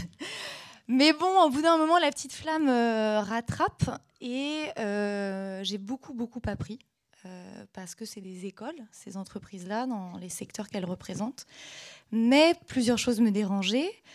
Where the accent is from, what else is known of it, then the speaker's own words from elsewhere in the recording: Caen, Normandy, France; moved away as an adult; also born or lived in Paris; je suis je, originaire de Caen